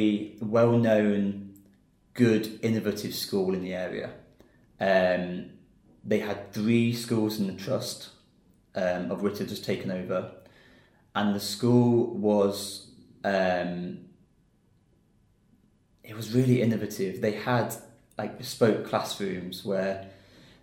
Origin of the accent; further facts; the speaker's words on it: Peterborough, East of England, United Kingdom; moved away as an adult; also born or lived in Düsseldorf, Germany / Lincoln, Lincolnshire; now in China; We came back to the UK and settled in Peterborough. So I live in a small town, village outside Peterborough. Lived there my whole life, really.